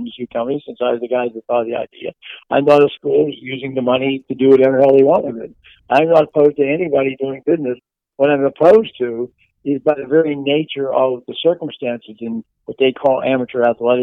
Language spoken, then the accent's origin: English; Pittsburgh, Pennsylvania, United States; I'm from Pittsburgh.